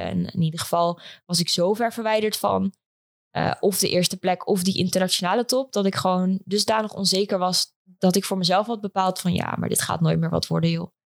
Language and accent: Dutch; Epe, Gelderland, Netherlands; moved away as an adult; also born or lived in Leiden / Amsterdam; now in Almere, Netherlands; ik ben geboren en getogen in Epe, een klein plaatsje in eh, Gelderland